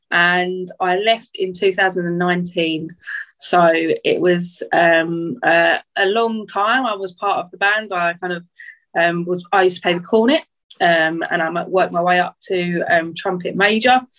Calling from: Liverpool, North West England, United Kingdom; Um, I'm zooming in from not so sunny Liverpool. It's um, a bit cold, rainy up here at the moment.

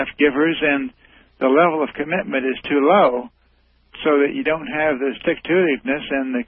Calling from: Indiana, United States; I'm calling from Indiana.

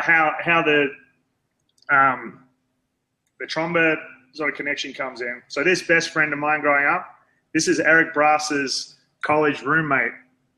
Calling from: Chicago, Illinois, United States; I'm calling in from Chicago. We started out here in Illinois.

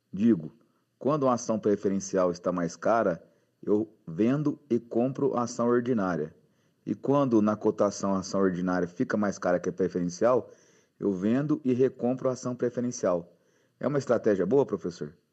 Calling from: Franca, São Paulo, Brazil

